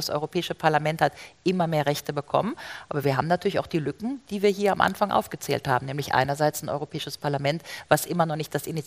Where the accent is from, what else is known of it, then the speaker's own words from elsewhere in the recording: Rhineland, Germany; oder ich komme aus dem Rheinland, ja, Griffenbruch